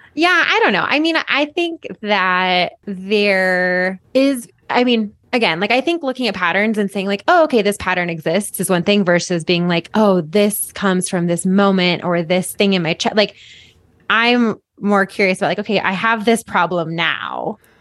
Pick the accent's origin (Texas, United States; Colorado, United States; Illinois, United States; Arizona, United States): Colorado, United States; Boulder; I'm from Boulder